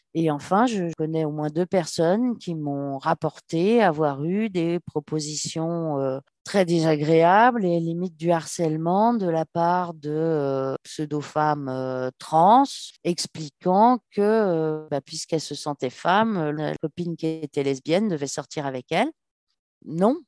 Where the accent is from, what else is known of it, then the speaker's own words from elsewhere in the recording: Paris, Île-de-France, France; je suis parisienne